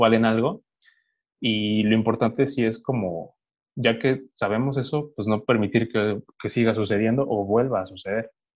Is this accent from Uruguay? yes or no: no; Mexico; como cualquier mexicano promedio